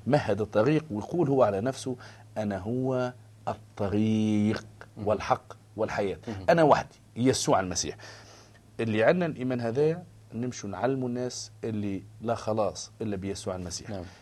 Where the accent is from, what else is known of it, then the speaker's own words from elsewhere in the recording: Tunisia; انا تونسي آه نتكلم لغه شعبي